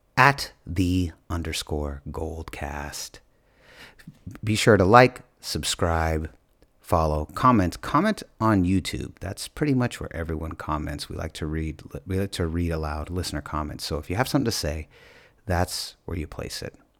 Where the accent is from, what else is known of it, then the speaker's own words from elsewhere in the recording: San Francisco, California, United States; I'm from San Francisco.